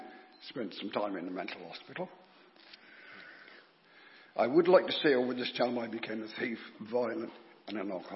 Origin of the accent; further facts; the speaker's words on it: North Petherton, South West England, United Kingdom; I was born in North Petherton to a family of six children